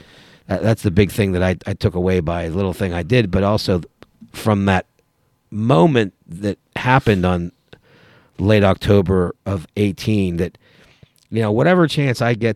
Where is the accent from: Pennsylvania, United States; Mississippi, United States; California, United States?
Pennsylvania, United States; And it was in my home state, even though it was across the state. I was so happy to be in my home state.